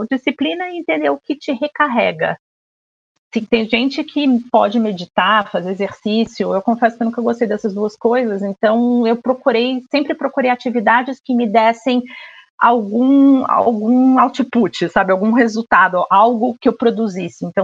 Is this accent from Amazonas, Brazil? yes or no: no; Rio de Janeiro, Brazil; now in São Paulo, Brazil; eu sou carioca, tá? Mas é que eu já tô mais apaulistada do que, do que carioca.